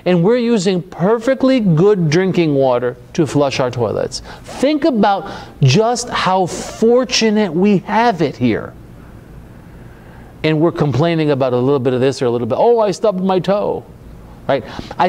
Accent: United States; I grew up in America

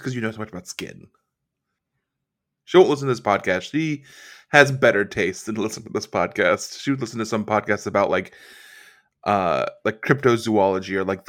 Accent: Chincoteague, Virginia, United States; moved away; my hometown currently of Shinkatig Island, Virginia.

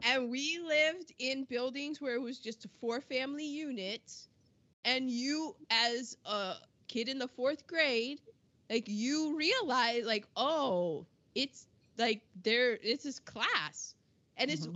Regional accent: United States; being an American

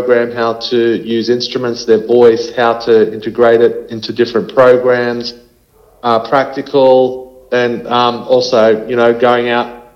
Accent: Queensland, Australia; moved away; I'm a Queenslander originally

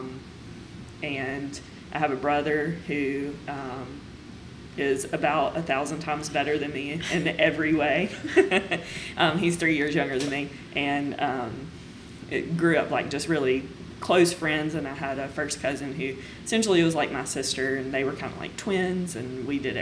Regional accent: United States; So I grew up in Stone County, which is just a little bit south of here.

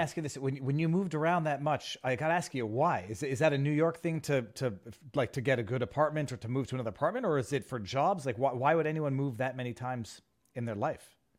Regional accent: Canada; I'm Canadian

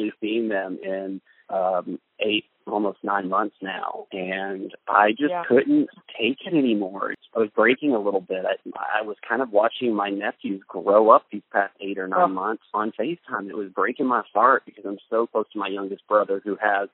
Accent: Greenville, Texas, United States; driving through my hometown, and the city where the ranch is called Greenville, Texas

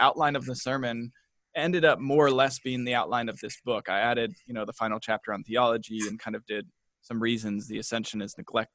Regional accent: Kentucky, United States; also born or lived in Portland; now in Kansas City, United States; We're from Kentucky

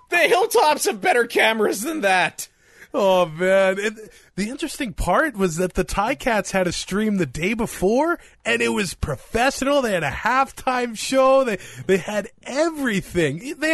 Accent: Canada; We're so Canadian. You need the Canadian.

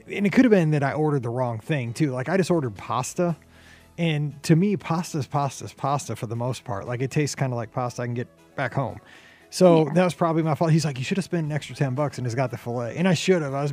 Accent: Midwest, United States; kind of a maybe it's because I'm from the Midwest.

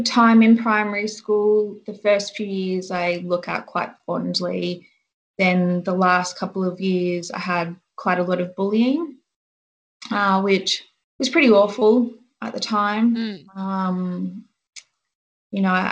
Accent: Canberra, Australian Capital Territory, Australia; moved away as an adult; also born or lived in Nambour, Queensland / Sydney; I grew up in Canberra.

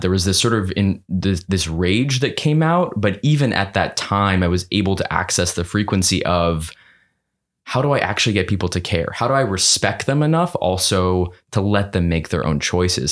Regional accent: New York City, New York, United States; growing up in New York City in a one, one bedroom apartment

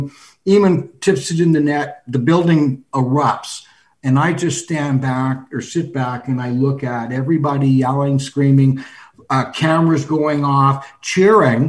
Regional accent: Toronto, Ontario, Canada; I'm a Canadian. I'm from Toronto. Yeah. You know, that's my hometown

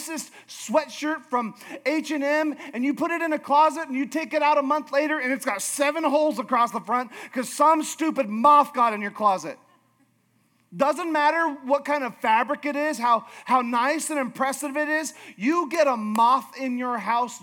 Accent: Alaska, United States; I'm from Alaska

